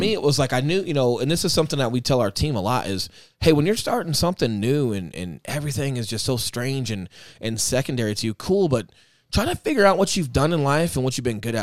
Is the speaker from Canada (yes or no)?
no; Aurora, United States; moved away as an adult; my hometown